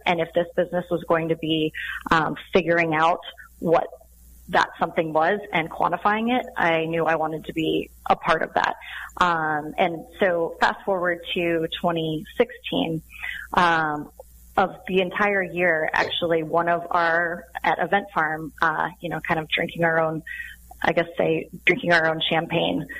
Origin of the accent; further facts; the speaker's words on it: Sun Valley, Idaho, United States; I grew up in Sun Valley, Idaho